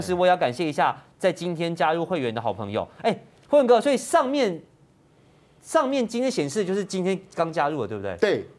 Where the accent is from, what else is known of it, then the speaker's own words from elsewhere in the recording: Taiwan; 我们台湾人